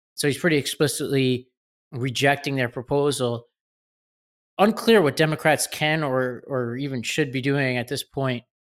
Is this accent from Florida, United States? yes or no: no; New York City, New York, United States; I grew up in Staten Island, right over the border from New Jersey